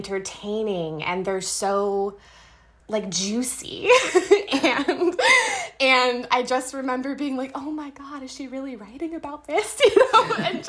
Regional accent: Yorba Linda, California, United States; I grew up in Yorba Linda, California

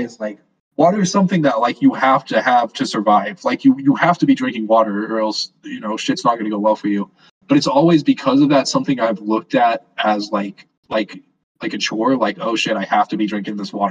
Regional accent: West Texas, United States; now in Las Vegas, United States; I moved from in Texas and West Texas was absolutely terrible because it's just, like, I grew up in an oil field town.

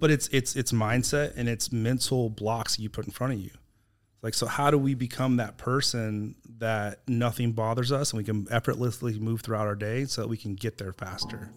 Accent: Texas, United States; also born or lived in California; we moved to Texas when I was nine from California

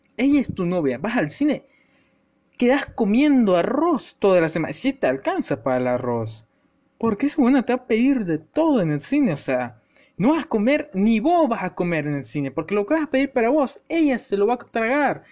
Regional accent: El Salvador; yo soy salvadoreño. Y para lo que sepan de, o sean de mi país, de El Salvador

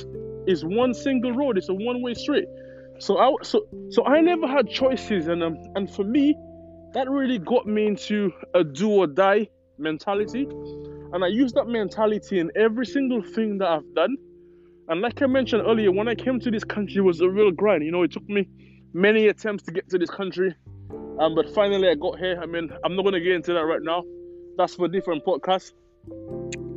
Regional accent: St. Lucia; moved away as an adult; now in United Kingdom; I was born in the Caribbean. I was born in St. Lucia, to be exact.

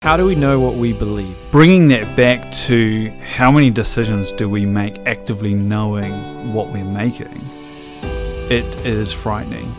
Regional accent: Hamilton, Waikato, New Zealand; I was born in Hamilton Hospital, I guess Waikato Hospital.

